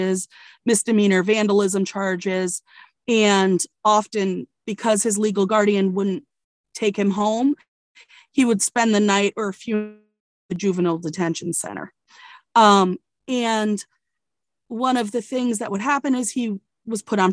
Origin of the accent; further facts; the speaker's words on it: Connecticut, United States; moved away; also born or lived in Virginia; I grew up in Connecticut as a privileged white girl